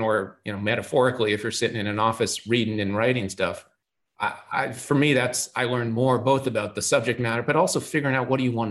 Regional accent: Boston, Massachusetts, United States; I grew up in Boston. I'm passionate about Boston sports team because I happen to be born there

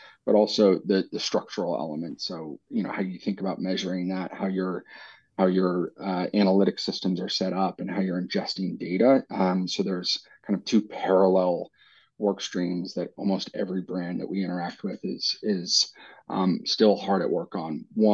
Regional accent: United States; moved away as an adult; also born or lived in New York; now in London, United Kingdom; I grew up in the States.

